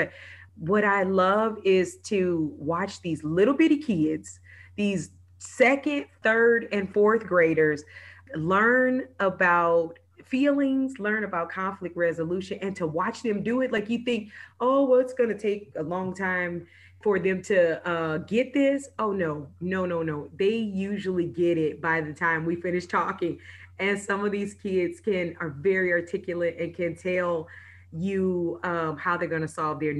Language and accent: English; St. Louis, Missouri, United States; now in Florida, United States; I am originally from St. Louis, Missouri, and everything about St. Louis is near and dear to my heart.